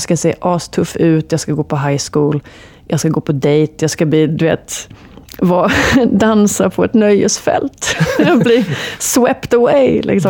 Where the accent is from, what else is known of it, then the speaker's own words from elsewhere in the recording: Gothenburg, Västra Götaland, Sweden; Jag är från Göteborg